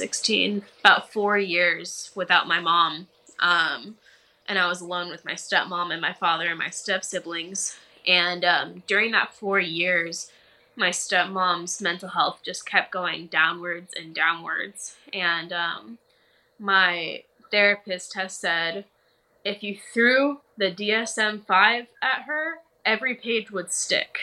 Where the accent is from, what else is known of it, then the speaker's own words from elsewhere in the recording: Dallas, Texas, United States; also born or lived in Austin, Texas; I grew up in Dallas, Texas. I spent a couple of years in Austin, but I'm back in Dallas now